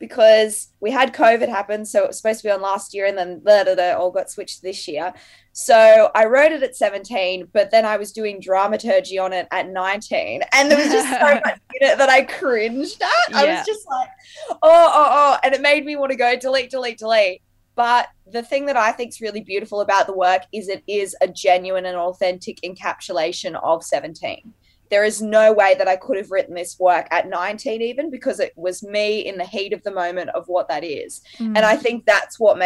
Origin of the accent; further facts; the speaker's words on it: Sydney, New South Wales, Australia; I'm from Western Sydney